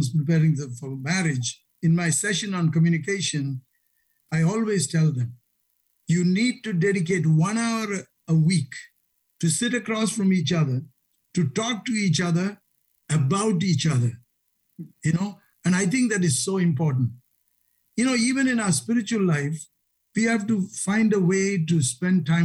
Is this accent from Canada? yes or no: no; India; moved away; growing up in India where we are so traditional